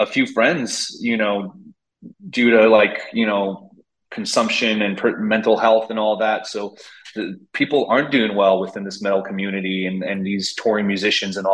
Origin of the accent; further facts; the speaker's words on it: Montreal, Quebec, Canada; I needed to know what it felt like to be a Montrealer, because I'm from Montreal. It's my hometown